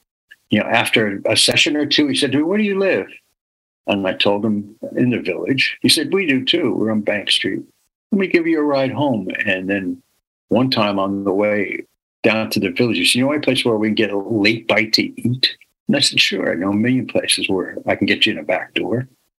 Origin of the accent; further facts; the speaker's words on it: New York City, New York, United States; I'm born and raised in New York City.